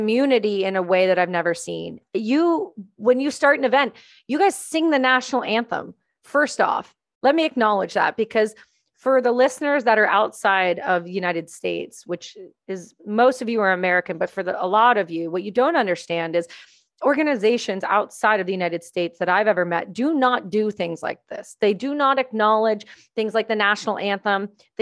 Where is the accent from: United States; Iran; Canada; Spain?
Canada; I'm Canadian